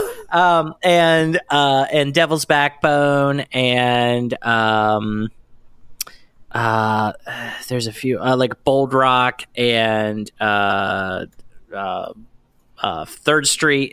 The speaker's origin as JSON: {"language": "English", "region": "Pennsylvania", "country": "United States", "said": "I'm from Pennsylvania"}